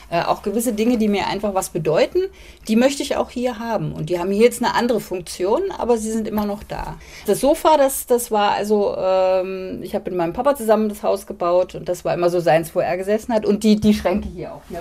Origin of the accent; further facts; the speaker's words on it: Hamburg, Germany; Ich komme aus Hamburg und die Familie, die hatten alle Reihenhäuser, aber winzig klein.